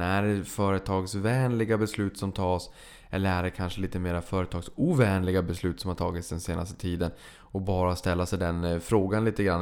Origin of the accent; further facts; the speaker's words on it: Sweden; vi var från eh, Sverige